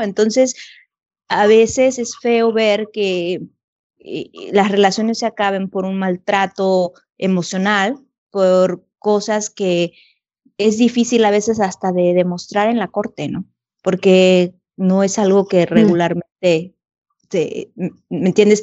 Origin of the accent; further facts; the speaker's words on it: Mexico; moved away as an adult; estando en un país que no es el mío, con dos chiquitos, ir a buscar ayuda al Consulado de México